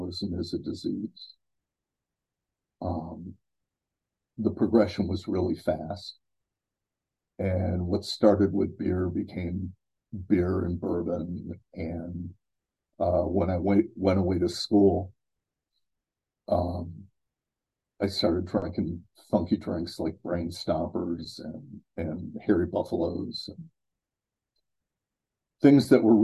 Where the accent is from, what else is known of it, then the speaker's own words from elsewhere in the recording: Cleveland, Ohio, United States; now in Columbus, United States; I was born and raised in Cleveland, Ohio, in the United States